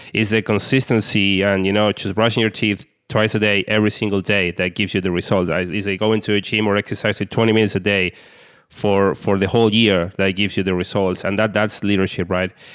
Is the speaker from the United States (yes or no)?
no; Argentina; I'm from Argentina.